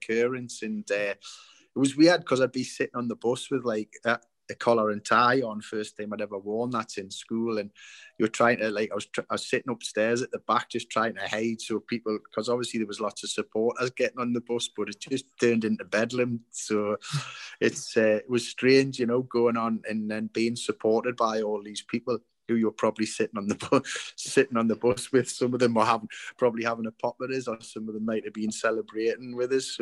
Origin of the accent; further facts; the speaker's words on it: Newcastle upon Tyne, North East England, United Kingdom; I came from the East End of Newcastle, and we didn't, and it wasn't an affluent area at all. It was, you know, council houses and... But it was a great, area to grow up.